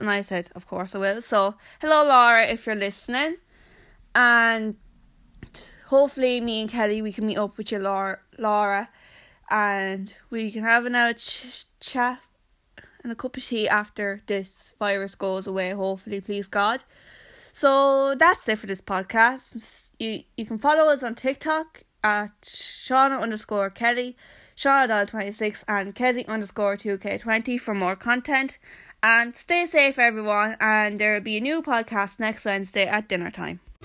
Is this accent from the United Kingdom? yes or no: no; Wexford-Carlow border, Leinster, Ireland; And I said, "Wexford,"